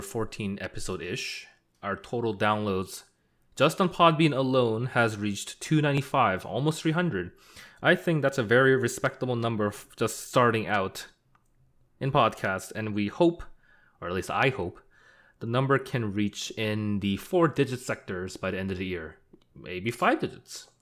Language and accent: English; Canada; we're not American, we're Canadian